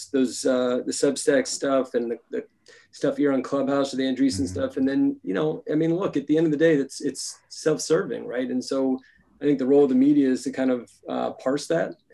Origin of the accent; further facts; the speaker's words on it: Los Angeles, California, United States; I grew up in Los Angeles